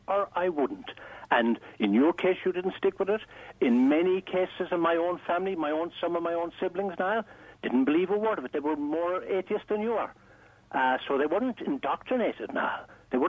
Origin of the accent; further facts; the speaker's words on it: Ireland; growing up in Ireland, and which was the '50s